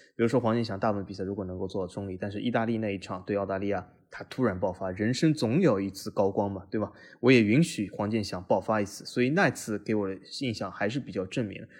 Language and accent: Chinese; Shanghai, China; 我，同样来自于上海